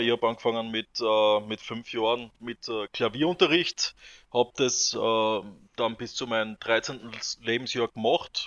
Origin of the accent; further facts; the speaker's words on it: southern Styria, Austria; wir kommen zwar alle aus, aus der Steiermark, aber ich bin persönlich äh, im Süden aufgewachsen, also lebe im Süden der Steiermark